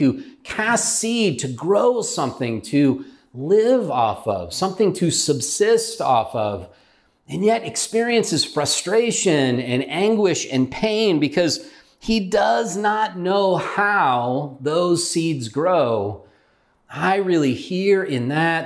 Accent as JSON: {"language": "English", "region": "California", "country": "United States", "also_born_or_lived": "Utah / Ohio", "moved": "as an adult", "said": "We're from California"}